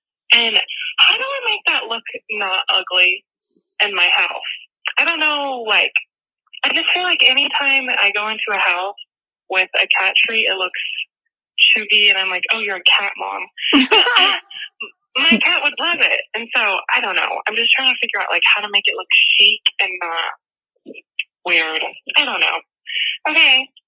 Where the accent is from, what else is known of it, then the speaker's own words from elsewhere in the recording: Fayetteville, Arkansas, United States; I'm from Fayetteville, Arkansas.